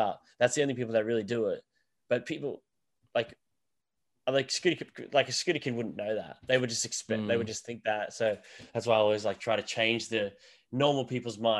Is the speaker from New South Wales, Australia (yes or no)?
no; Sunshine Coast, Queensland, Australia; also born or lived in Wodonga, Victoria; So I moved up to with my mum's mum, my nan, in Queensland, where I live right now. So the Sunshine Coast, we moved up there when I was, it would have been grade one or so.